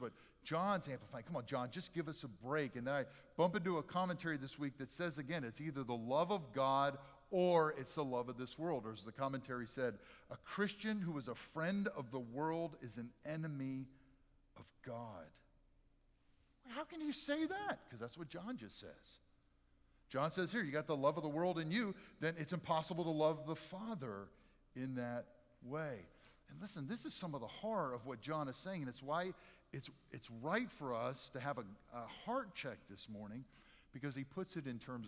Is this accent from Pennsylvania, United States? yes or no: yes; near Philadelphia, Pennsylvania, United States; I grew up near Philadelphia